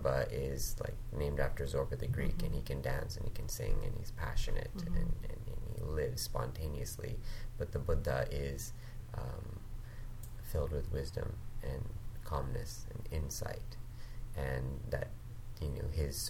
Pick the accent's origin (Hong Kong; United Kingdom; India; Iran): Hong Kong; also born or lived in Thailand; now in Vancouver, Canada; I was born in Vancouver. I grew up in Hong Kong and Thailand.